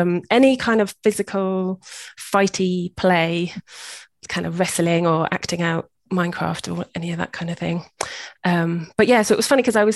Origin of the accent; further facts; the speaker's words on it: United Kingdom; moved away as an adult; also born or lived in Cambridge, United Kingdom; now in Costa Rica; I'm British